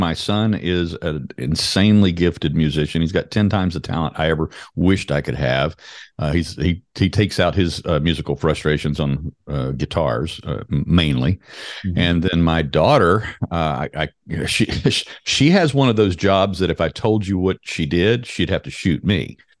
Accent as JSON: {"language": "English", "region": "Louisiana", "country": "United States", "tie": "born or raised there", "lives_now": "North Carolina, United States", "said": "I was born and bred in Louisiana. I've got a healthy heaping dose of Cajun in my blood, but I have been in North Carolina for 30 years this year"}